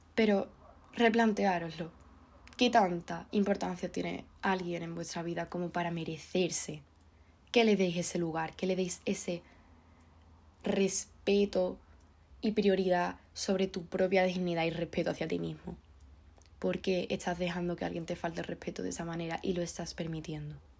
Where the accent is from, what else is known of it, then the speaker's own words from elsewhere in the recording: Andalusia, Spain; soy andaluza